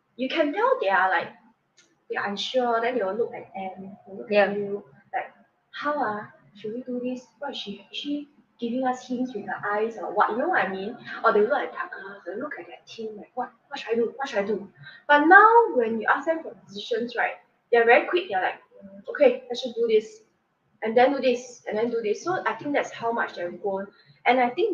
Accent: Singapore; I'm a Singaporean myself

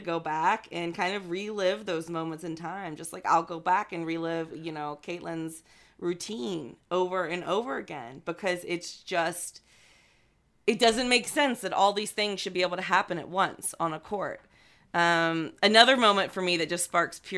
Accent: United States; as an American

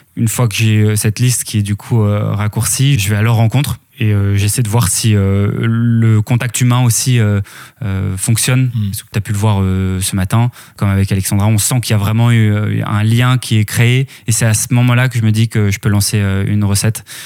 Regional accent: Eu, Normandy, France; also born or lived in Lille / Paris; j'ai grandi euh, à la ville d'Eux en, Normandie

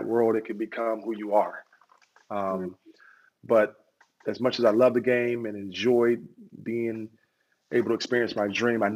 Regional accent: Columbus, Ohio, United States; I'm born and raised here in Columbus, Ohio

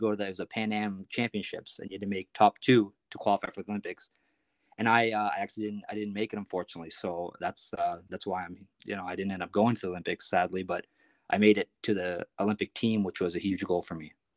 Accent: Prince Edward Island, Canada; I'm from Prince Edward Island, actually, so it's, it's a small place

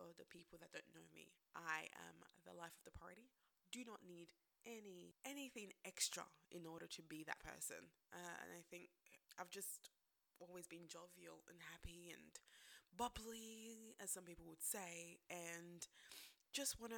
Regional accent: Nigeria; now in Sydney, Australia; I am a Nigerian immigrant

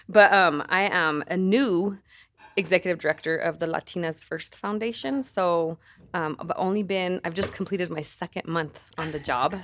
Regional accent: San Luis, Colorado, United States; moved away as an adult; also born or lived in Alamosa, Colorado; now in Denver, United States; I, um, am from the San Luis Valley, born and raised

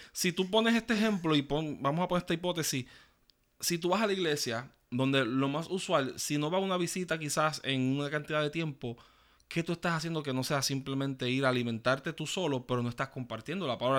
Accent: Puerto Rico; muchos que nacimos en Puerto Rico

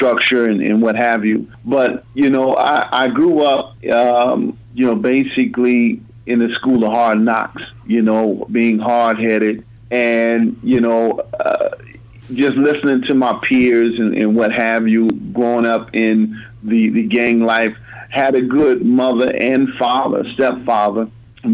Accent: Des Moines, Iowa, United States; I grew up in Des Moines, born in 1974 in Lutheran Hospital.

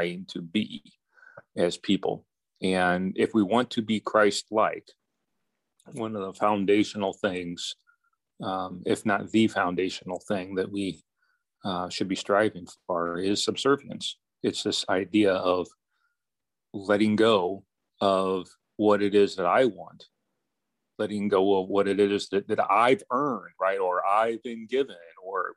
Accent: United States; I'm an American

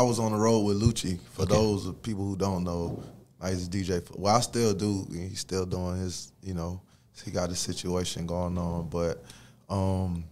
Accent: Atlanta, Georgia, United States; also born or lived in New York; I was raised in Atlanta, Georgia

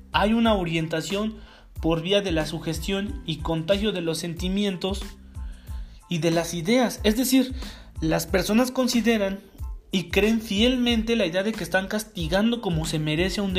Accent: Mexico; Los usos y costumbres por lo menos en México, en mi país, no incluyen el linchamiento como forma de penalización

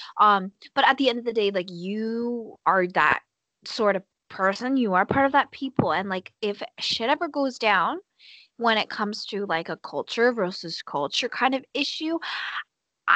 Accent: Canada; I'm from Canada

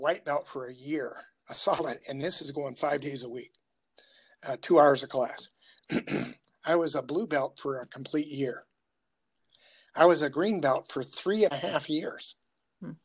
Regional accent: Appalachia, United States; now in Lexington, South Carolina, United States; And we grew up in the Appalachia area

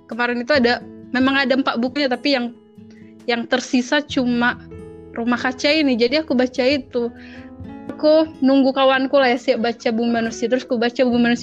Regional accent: Samosir, North Sumatra, Indonesia; di Samosir.

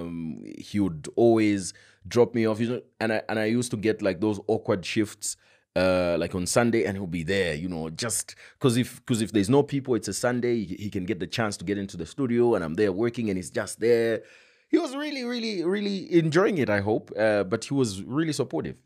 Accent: Kabwe, Central Province, Zambia; born or raised there; moved away as an adult; also born or lived in Choma / Mazabuka / Lusaka

